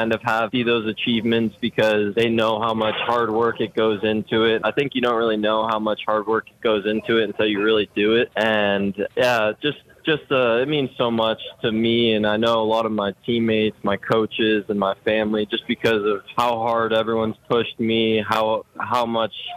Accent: Erie, Pennsylvania, United States; moved away as an adult; also born or lived in Strongsville, Ohio; now in Akron, United States; we ended up moving to Erie, Pennsylvania when I was about 6 years old

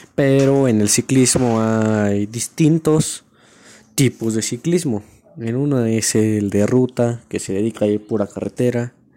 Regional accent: La Cañada del Marqués, Querétaro, Mexico; Soy de aquí del Querétaro, la Cañada del Marqués.

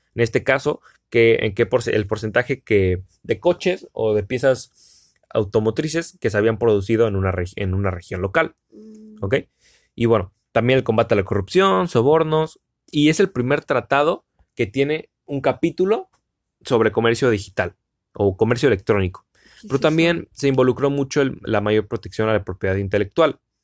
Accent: Cancún, Quintana Roo, Mexico; soy de Cancún, Cancún, México

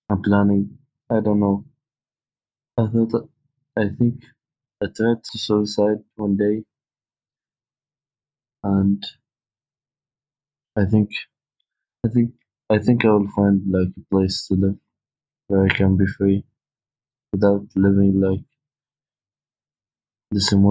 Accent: Muscat, Oman; English is a second language; I'm from Sultanate Oman. Actually, uh, to be more specific, I'm from Muscat.

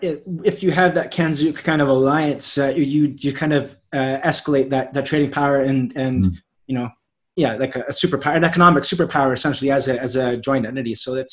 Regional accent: Canada; I'm Canadian, I can come live in London just because I'm a citizen of Canada

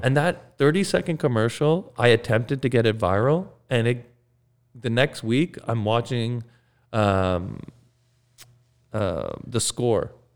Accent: Mississauga, Ontario, Canada; also born or lived in Toronto; I grew up in Mississauga

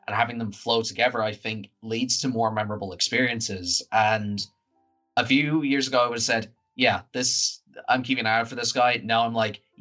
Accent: Ireland; we're free white guys from Ireland

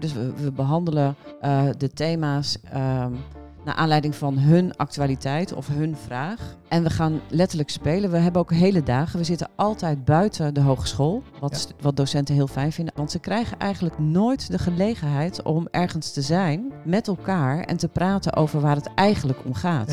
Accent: Drenthe, Netherlands; moved away as an adult; also born or lived in Groningen; Eigenlijk kom ik uit Drenthe, maar vanaf mijn negentiende kom ik uit Groningen.

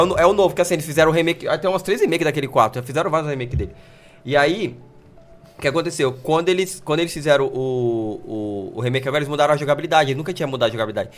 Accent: Brazil; eu sou brasileiro

